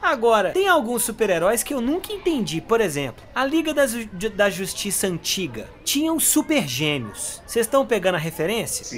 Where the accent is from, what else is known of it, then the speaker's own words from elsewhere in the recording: Brazil; Porque eu sou brasileiro